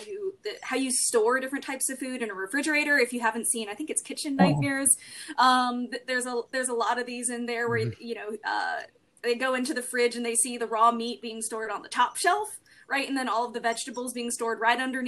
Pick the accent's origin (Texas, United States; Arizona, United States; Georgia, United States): Arizona, United States; I had to get a food handler's card when I was growing up in Arizona